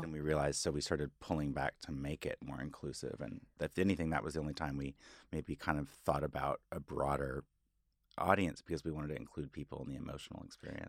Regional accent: Fayetteville, Arkansas, United States; moved away as an adult; also born or lived in Los Angeles; now in New York, United States; in Arkansas, I grew up in a very

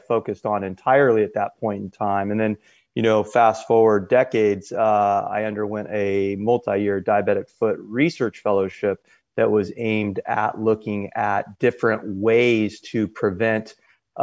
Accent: Southern California, United States; I was born and raised in Southern California

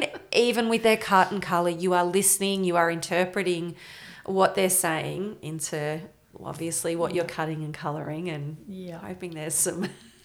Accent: Bendigo, Victoria, Australia; Like, as you said, I'm from Bendigo. We're a massive bike community, big, actually.

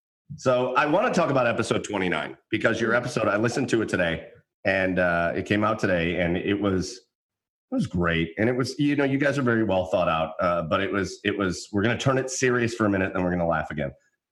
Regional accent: Rocky River, Ohio, United States; We're three white dudes. I grew up in Rocky River, Ohio. It's the whitest place on the planet. It is the whitest place. Literally, I think it's like listed as one of the least diverse suburbs on the planet.

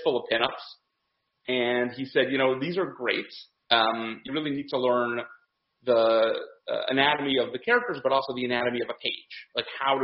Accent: Detroit, Michigan, United States; moved away; I'm originally from Detroit, from Michigan. I grew up there

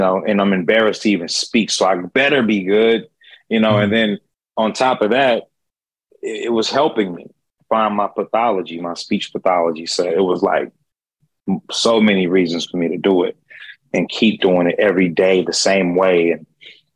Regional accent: Oklahoma City, Oklahoma, United States; also born or lived in New York City / Los Angeles; now in Dallas, United States; Oklahoma City, Oklahoma is where I was born and raised at. I live in Dallas, Texas now, but I lived all over in New York City, LA.

